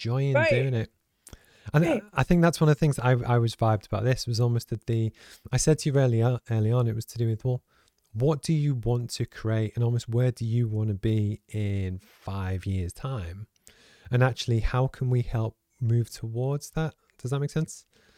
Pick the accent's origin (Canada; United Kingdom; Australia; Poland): United Kingdom; Liverpool, North West England; because I grew up in Liverpool, in the north of England